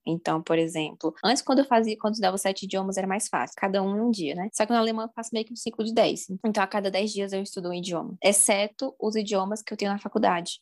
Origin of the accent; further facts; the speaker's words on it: Brasília, Federal District, Brazil; Eu sou brasiliense, né? Talvez vocês tenham percebido pelo meu sotaque